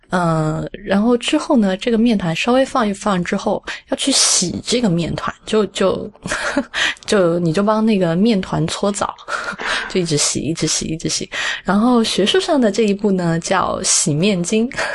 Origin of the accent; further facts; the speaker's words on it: Sichuan, China; 我在四川，呃，基本上也是吃凉皮长大的